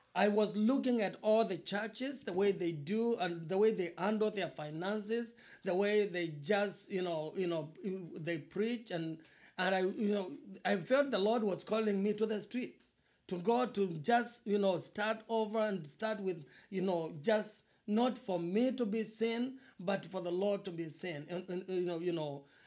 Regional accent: eastern Kenya, Kenya; moved away as an adult; now in Quad Cities, United States; I was born in Eastern Kenya, in uh, a very very poor family

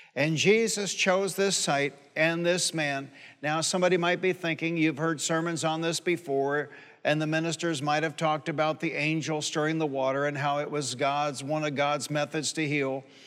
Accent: Detroit, Michigan, United States; I grew up in Detroit.

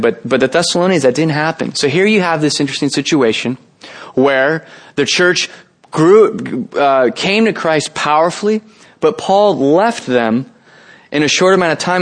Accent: San Jose, California, United States; I'm actually from San Jose. I was born and raised here

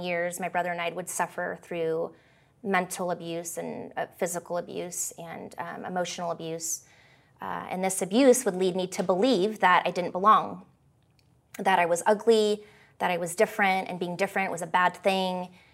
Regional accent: Canada; also born or lived in California; After my parents divorced at the age of eight, I moved from California to Canada, um, where I'd moved with my dad and his side of the family.

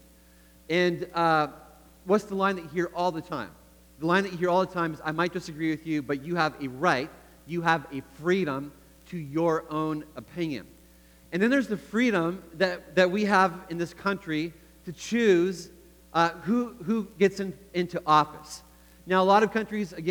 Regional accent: Canada; moved away as an adult; now in United States; I grew up in Canada, like Eric talked about a little bit. I was born in the U.S., but spent most of my life in Canada, and then 10 years ago moved back to the U.S.

